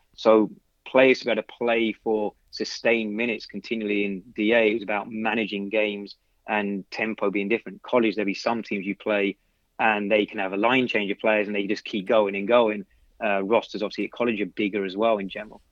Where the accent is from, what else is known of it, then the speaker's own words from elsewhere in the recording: London, United Kingdom; now in United States; I grew up in London